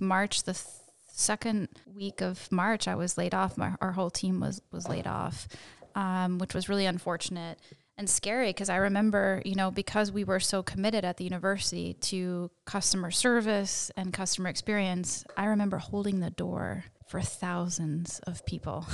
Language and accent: English; suburb of Philadelphia, Pennsylvania, United States; moved away as an adult; now in Princeton, United States; I grew up in Pennsylvania. Uh, I'm not too far from kind of a suburb of Philadelphia.